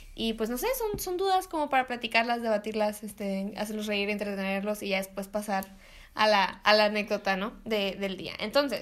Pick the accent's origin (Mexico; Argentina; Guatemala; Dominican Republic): Mexico; somos mexicanos